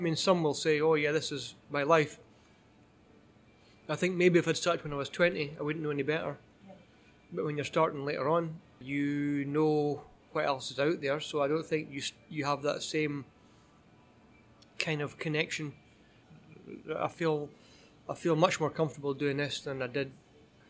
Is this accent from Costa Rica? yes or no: no; Edinburgh, Scotland, United Kingdom; now in Canada; I grew up in Edinburgh and in Scotland